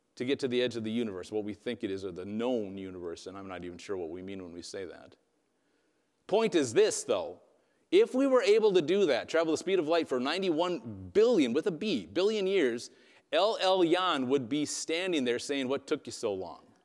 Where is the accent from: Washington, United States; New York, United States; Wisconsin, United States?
Wisconsin, United States; first language English; I grew up in Wisconsin.